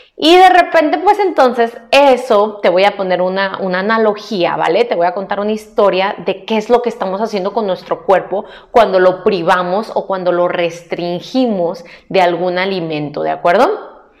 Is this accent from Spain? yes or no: no; Mexico; como mexicana